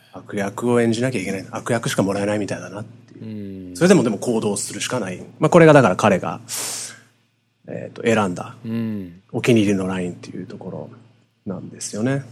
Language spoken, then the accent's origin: Japanese; United States; 同じアジアンアメリカ人として